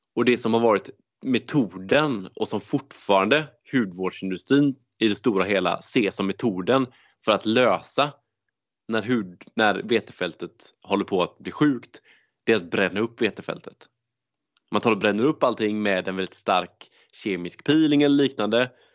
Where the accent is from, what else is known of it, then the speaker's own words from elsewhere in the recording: Gothenburg, Västra Götaland, Sweden; Jag är göteborgare